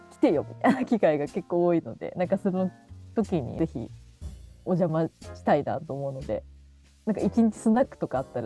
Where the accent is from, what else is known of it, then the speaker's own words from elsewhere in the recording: Hamamatsu, Shizuoka, Japan; 私もともと静岡の西部出身なのでなんか名古屋はよく行ってた